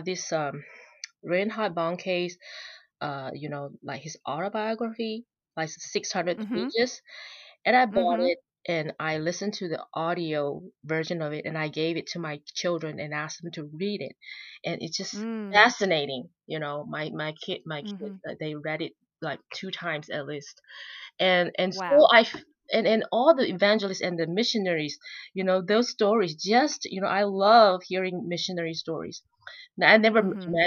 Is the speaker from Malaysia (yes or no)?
yes; Malaysia; moved away as an adult; also born or lived in Utah, United States; now in Georgia, United States; We are Chinese, and we were born and raised in Malaysia.